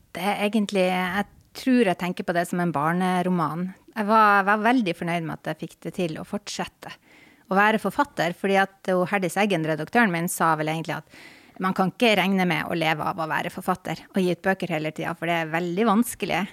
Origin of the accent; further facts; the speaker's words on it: Tromsø, Troms, Norway; moved away as an adult; also born or lived in Honningsvåg, Finnmark; now in Oslo, Norway; hele tida når jeg gikk på skole, så var det i Tromsø by. Så jeg er på en måte Tromsø-jente.